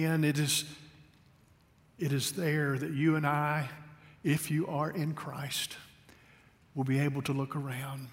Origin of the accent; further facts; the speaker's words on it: La Follette, Tennessee, United States; moved away; also born or lived in Kentucky; I was born in La Follette, Tennessee